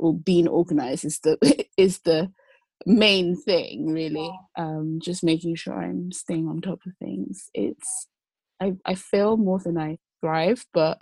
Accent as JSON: {"language": "English", "country": "Nigeria", "also_born_or_lived": "London / Lagos", "said": "I sort of hybridly living between London and Lagos, Nigeria. I'm Nigerian"}